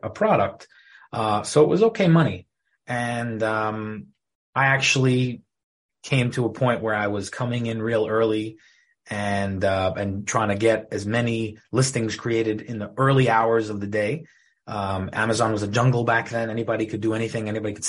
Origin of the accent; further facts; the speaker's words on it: Deal, New Jersey, United States; I grew up in Deal, New Jersey. Lived here all my life.